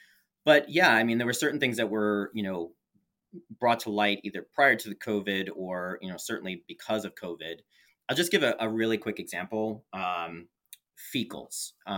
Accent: New York, United States; also born or lived in San Francisco; now in Portland, United States; Coming from New York, I grew up in the New York metro area, and then spending 4 years living in San Francisco

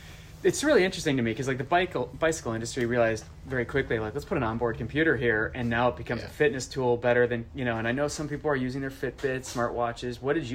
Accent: Minnesota, Wisconsin, Midwest, United States; moved away; you probably hear it in my voice, but I'm from Minnesota, Wisconsin, and grew up on the Mississippi River.

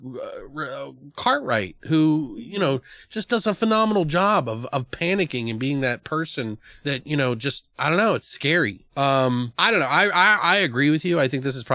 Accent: United States; as an American

